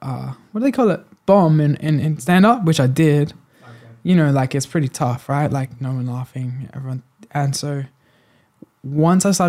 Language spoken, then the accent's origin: English; Blackwood, South Australia, Australia; I grew up in Blackwood, like same place as the …